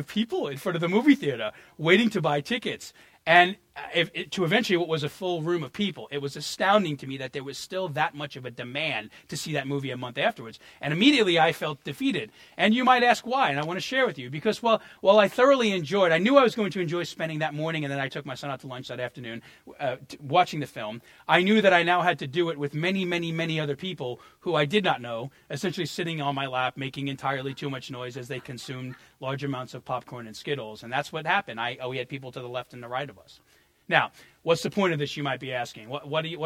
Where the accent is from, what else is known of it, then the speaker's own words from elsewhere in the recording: New York, United States; as a New Yorker